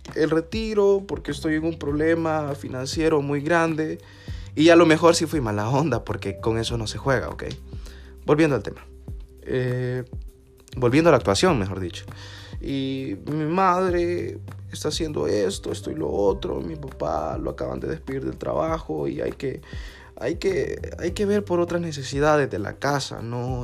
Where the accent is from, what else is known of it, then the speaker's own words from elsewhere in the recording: El Salvador; como juventud salvadoreña